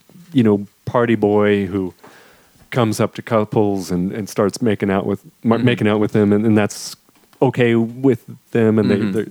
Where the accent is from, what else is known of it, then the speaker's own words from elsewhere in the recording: Tallahassee, Florida, United States; Growing up in Tallahassee, Florida